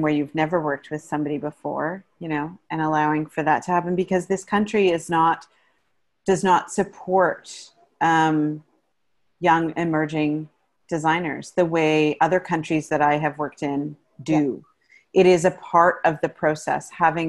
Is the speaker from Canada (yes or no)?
yes; Canada; as a Canadian theater designer, you only make so much money